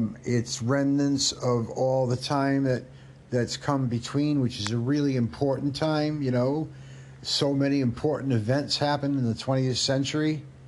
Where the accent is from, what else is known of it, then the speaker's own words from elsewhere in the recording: Canada; I'm Canadian French, and I'm proud to say it